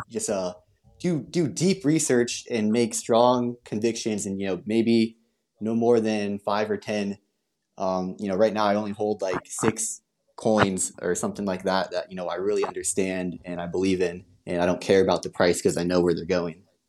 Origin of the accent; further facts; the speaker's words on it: United States; I'm American.